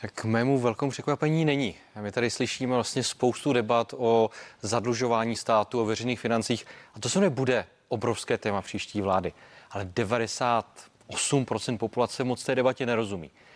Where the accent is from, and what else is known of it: Czechia